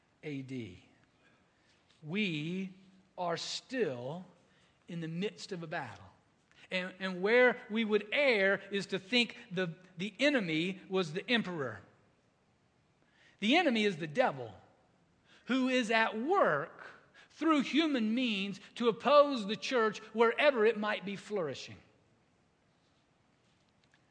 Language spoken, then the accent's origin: English; United States; we see that as Americans. We see that as American Christians